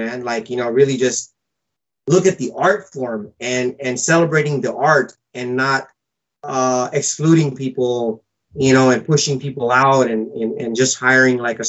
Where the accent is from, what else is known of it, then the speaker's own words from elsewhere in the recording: Fiji; I was born in Fiji Island, so I was some kind of like Fijian Indian.